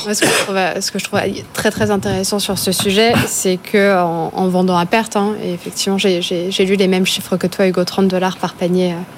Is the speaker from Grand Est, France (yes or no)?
yes; Charleville-Mézières, Grand Est, France